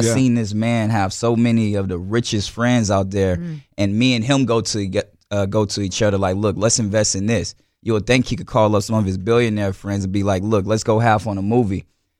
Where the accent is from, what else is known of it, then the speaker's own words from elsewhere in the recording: New Orleans, Louisiana, United States; We come from New Orleans, though, a hurricane city